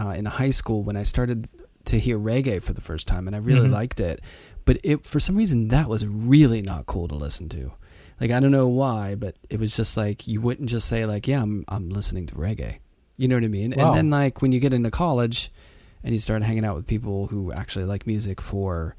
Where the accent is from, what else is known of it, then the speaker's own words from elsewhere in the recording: Pittsburgh, Pennsylvania, United States; growing up in Pittsburgh, I didn't sort of get into jazz until I was in high school.